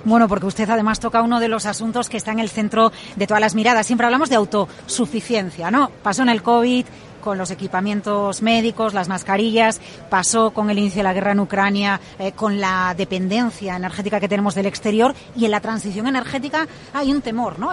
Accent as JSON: {"language": "Spanish", "country": "Spain"}